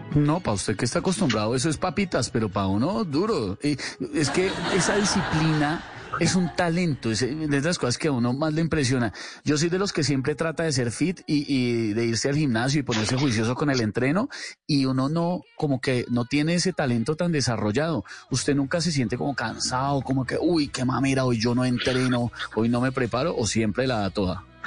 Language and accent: Spanish; Colombia; Los colombianos somos creativos, los colombianos la damos.